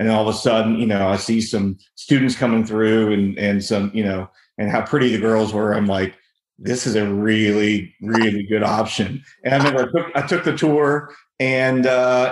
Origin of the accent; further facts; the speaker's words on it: Northern Kentucky near Cincinnati, United States; I grew up in Northern Kentucky near Cincinnati and went to high school up there